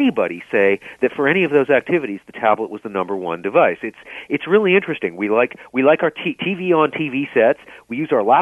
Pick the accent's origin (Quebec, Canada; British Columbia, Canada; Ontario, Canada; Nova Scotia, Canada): British Columbia, Canada; Vancouver; Growing up in Vancouver